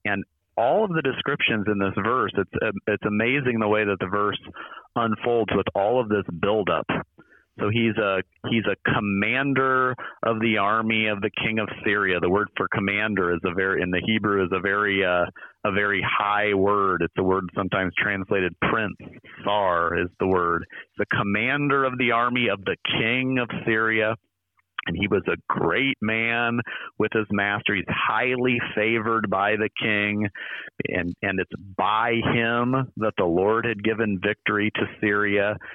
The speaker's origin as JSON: {"language": "English", "region": "near Iowa City", "country": "United States", "tie": "born or raised there", "moved": "yes", "lives_now": "St. Louis, United States", "said": "I grew up near Iowa City"}